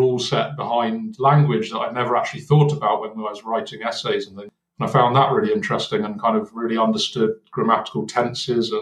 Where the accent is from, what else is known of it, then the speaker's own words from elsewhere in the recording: Cornwall, South West England, United Kingdom; moved away as an adult; I grew up in Cornwall in the UK.